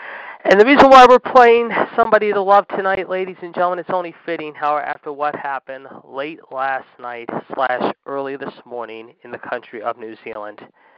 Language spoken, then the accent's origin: English; Pittsburgh, Pennsylvania, United States; this is similar to what happened in my hometown, of course, back in October in the city of Oakland, if you will, near the University of Pittsburgh